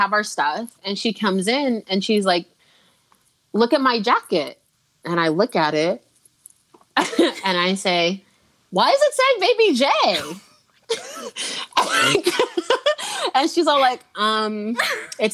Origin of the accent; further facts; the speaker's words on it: Nigeria; now in United States; I am Nigerian